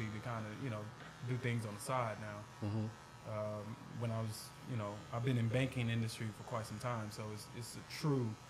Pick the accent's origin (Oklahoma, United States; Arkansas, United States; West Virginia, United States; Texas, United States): Texas, United States; Needville; moved away as an adult; also born or lived in Miami, Florida; I'm originally from Needville, Texas, which is a small country town right outside of Houston, Texas